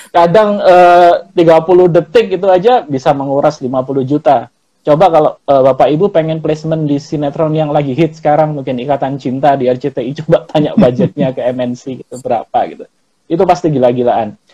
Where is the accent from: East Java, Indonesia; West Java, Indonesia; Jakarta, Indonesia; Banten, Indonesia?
East Java, Indonesia; Malang; karena saya orang Malang. Karena saya orang Malang, biasanya teman-teman manggilnya kan kalau Malang itu Mas itu kan Sam ya